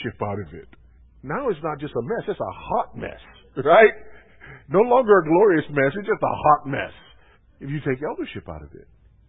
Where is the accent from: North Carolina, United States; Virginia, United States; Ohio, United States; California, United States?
California, United States; Los Angeles; moved away; John MacArthur started pastoring Grace Community Church there in the L.A. area the year I was born. My hometown, the year I was born